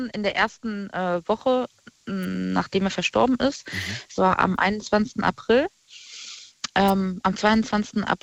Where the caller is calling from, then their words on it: Rhineland-Palatinate, Germany; Aus der Nähe von Koblenz.